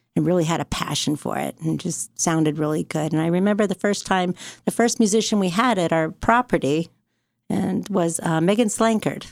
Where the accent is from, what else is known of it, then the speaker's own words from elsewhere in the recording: Fremont, California, United States; I grew up in Fremont